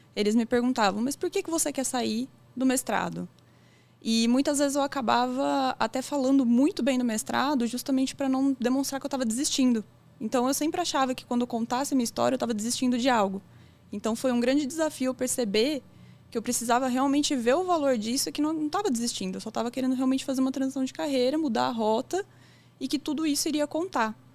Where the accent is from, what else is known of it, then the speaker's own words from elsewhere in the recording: São Carlos, São Paulo, Brazil; eu sou natural de São Carlos também